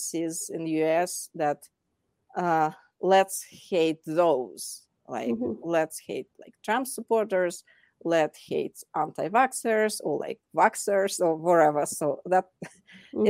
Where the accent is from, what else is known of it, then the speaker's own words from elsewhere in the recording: Moscow, Russia; moved away as an adult; now in Denver, United States; I'm originally from Moscow